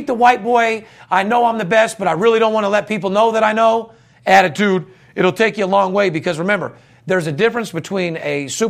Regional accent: Las Vegas, Nevada, United States; I'm a guy that's born and raised in Las Vegas, third generation. I work with the guys that make the lines here in town.

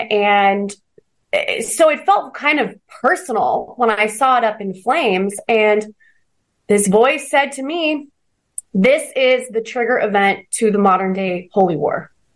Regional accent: Orange County, California, United States; also born or lived in Hollywood; I'm from Orange County, so I'm just 60 miles down the freeway

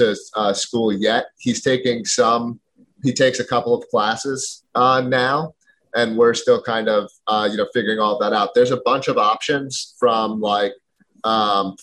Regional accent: Philadelphia, Pennsylvania, United States; moved away as an adult; now in New Hampshire, United States; I'm from Philadelphia originally

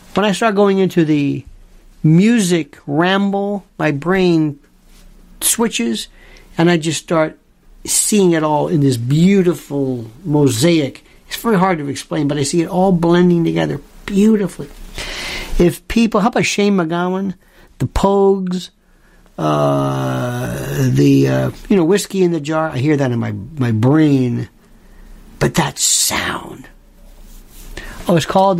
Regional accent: United States; I'm an American. I'm an American, and my I'm not I'm not trying to be corny about it, but it's all I know.

